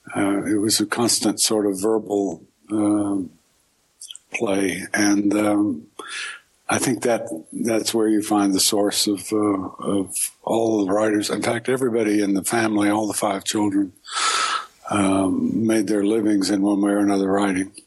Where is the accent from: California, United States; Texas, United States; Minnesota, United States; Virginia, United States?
Texas, United States; Houston; moved away as an adult; also born or lived in New York / Baltimore / Hattiesburg, Mississippi; I was born in Houston and lived there until uh, sometime I moved to New York. And uh, when I was about 22